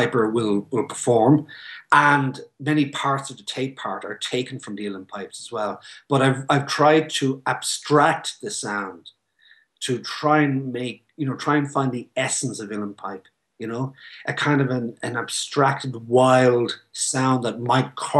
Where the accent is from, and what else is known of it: Ireland